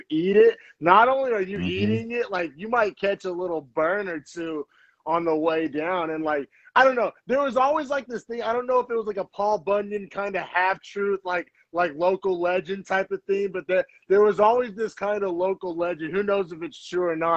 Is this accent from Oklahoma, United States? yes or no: yes; Norman, Oklahoma, United States; moved away as an adult; now in Bay Area, United States; I'm originally from Norman, Oklahoma